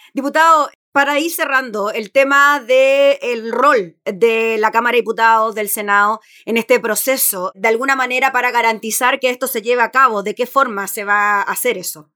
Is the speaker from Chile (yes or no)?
yes; Chile; como chilenos